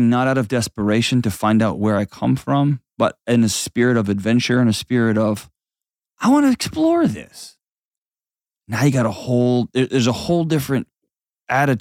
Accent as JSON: {"language": "English", "region": "Texas", "country": "United States", "tie": "born or raised there", "moved": "as an adult", "said": "I grew up, I've spent my whole life, except for the last 5 years, in Texas."}